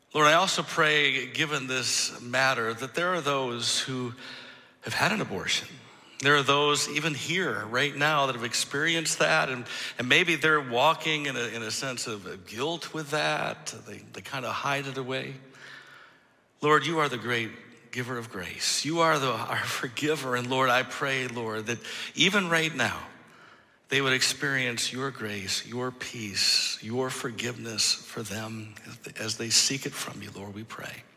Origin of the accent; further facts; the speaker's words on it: Michigan, United States; moved away as an adult; I'm originally from Michigan. I mean, most of my life before I moved here from Michigan